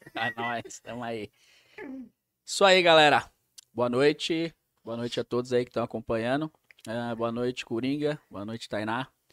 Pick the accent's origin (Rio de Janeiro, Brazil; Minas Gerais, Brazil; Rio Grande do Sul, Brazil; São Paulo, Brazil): São Paulo, Brazil; now in Rio Claro, Brazil; Morava ali na Zona Norte de São Paulo, então tinha a pista de skate da ZN, é, os amigos em comuns ali daquele bairro do Jardim Peri, onde eu cresci ali.